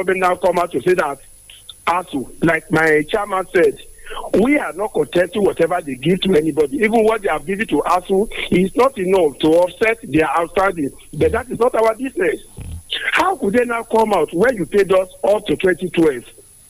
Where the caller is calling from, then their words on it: Ibadan, Oyo, Nigeria; I'm calling from the University of Ibadan.